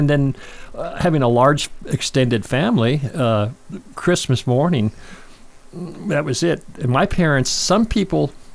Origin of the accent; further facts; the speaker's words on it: Heber City, Utah, United States; moved away; I grew up in a small Mormon town, Mormon-based town, Heber City, Utah